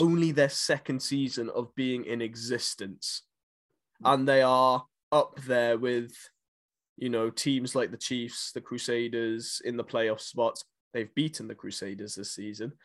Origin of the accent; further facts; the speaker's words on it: Nelspruit, Mpumalanga, South Africa; in Nelspruit, in my hometown